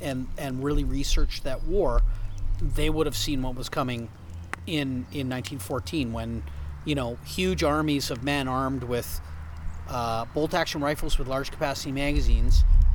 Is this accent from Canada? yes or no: yes; Canada; as a Canadian, I don't know why, and as a French Canadian